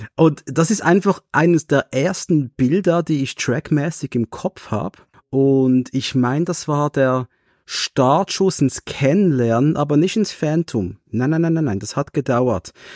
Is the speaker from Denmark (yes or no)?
no; Switzerland; es war wirklich für wir Schweizer, wir haben eine sprachliche Störung